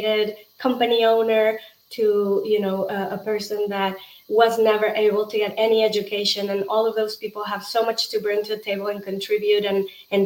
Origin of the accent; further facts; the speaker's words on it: Mexico; moved away as an adult; now in United States; I'm originally from Mexico